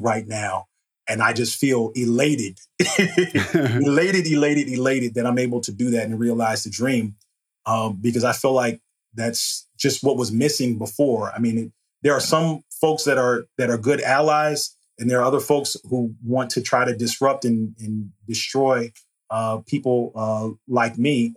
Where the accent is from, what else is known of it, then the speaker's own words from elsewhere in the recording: Hampton, Virginia, United States; now in Richmond, United States; I'm from Hampton, Virginia